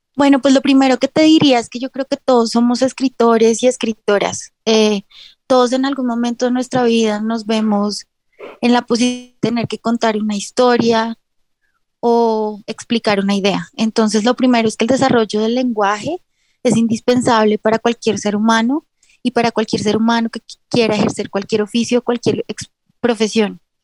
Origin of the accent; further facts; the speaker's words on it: Colombia; yo ejerzo también como abogada porque en un país como Colombia es muy difícil dedicarse solamente al arte